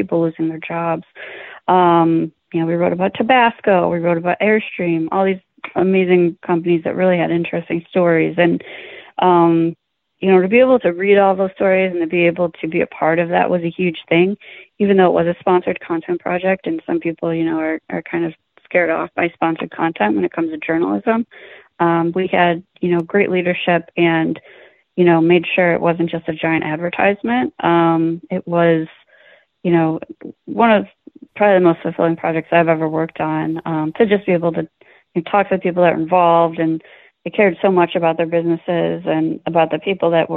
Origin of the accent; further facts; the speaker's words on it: Buffalo, New York, United States; now in New York City, United States; growing up in Buffalo and growing up around a lot of, you know, blue collar and middle class people.